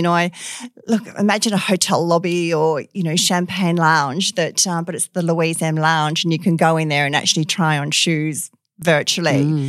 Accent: Perth, Western Australia, Australia; I was born and bred. I think I'm one of the rare ones. So, yes, I did all my schooling here, primary school, you know, the little local Catholic primary in Como there, on to St. Pius in Manning

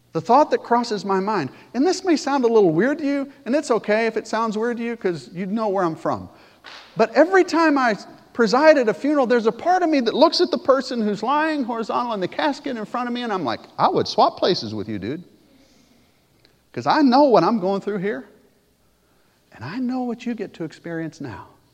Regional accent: Pontiac, Michigan, United States; moved away; also born or lived in Alabama; I grew up in Pontiac

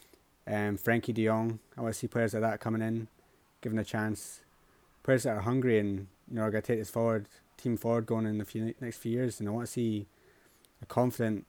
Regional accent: Scotland, United Kingdom; being Scottish

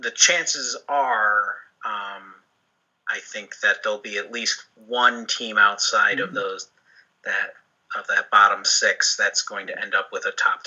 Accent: Chicago, Illinois, United States; growing up around Chicago

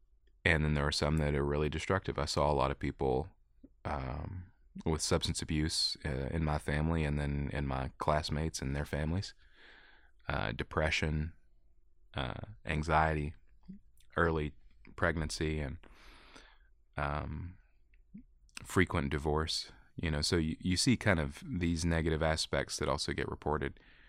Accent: Jackson County, Kentucky, United States; also born or lived in Whitesburg, Kentucky; In Jackson County, Kentucky. tobacco farm.

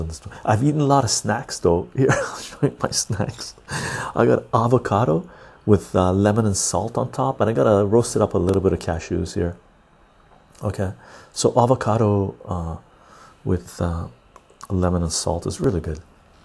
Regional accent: Iran; I'm the one from Iran.

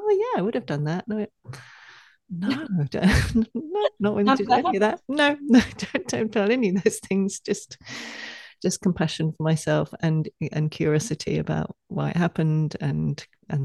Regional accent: England, United Kingdom; moved away; growing up in England

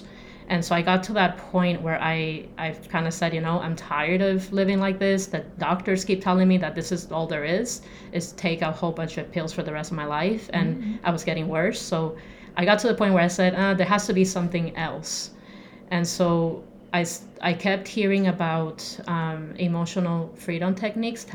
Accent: Puerto Rico; moved away as an adult; now in Arizona, United States; I'm born and raised in Puerto Rico

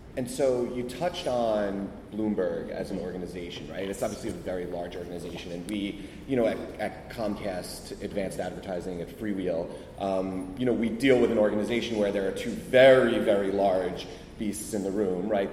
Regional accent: United States; I actually grew up across the river.

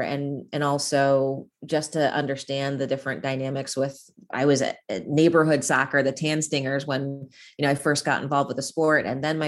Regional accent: Virginia, United States; I was fortunate in growing up in an area wher

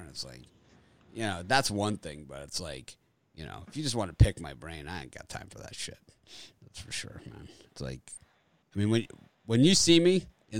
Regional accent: Florida, United States; Growing up in Florida

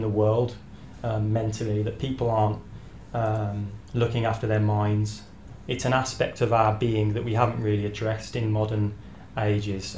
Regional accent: United Kingdom; moved away as an adult; now in Novi Sad, Serbia; unlike many people from Britain, um, we we never really saw ourselves staying in England

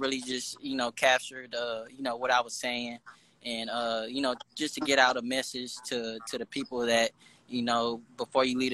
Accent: Compton, California, United States; growing up in Compton has influenced me a lot

